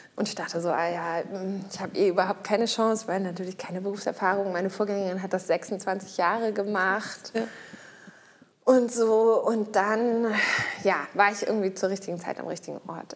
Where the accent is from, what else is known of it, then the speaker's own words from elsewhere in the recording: Hamburg, Germany; ich komme zwar aus Hamburg